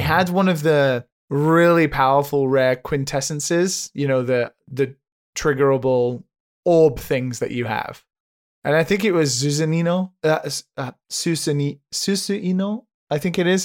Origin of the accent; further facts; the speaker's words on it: United Kingdom; now in Japan; being a British citizen under the jurisdiction of Brexit, yet living on the other side of the planet